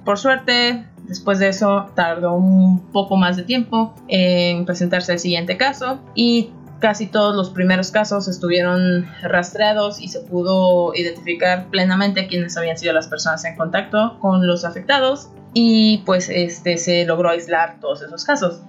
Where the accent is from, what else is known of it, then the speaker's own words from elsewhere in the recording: Xalapa, Veracruz, Mexico; moved away as an adult; also born or lived in Monterrey, Mexico; now in Turku, Finland; soy originaria de Jalapa, Veracruz